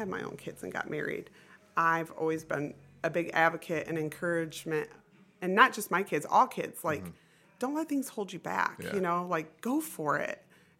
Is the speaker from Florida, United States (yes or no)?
yes; Florida, United States; her and I grew up in Florida together and became the bestest of friends.